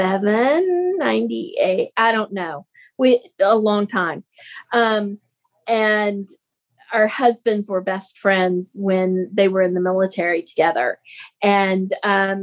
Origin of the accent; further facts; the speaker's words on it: Texas, United States; we grew up here in Texas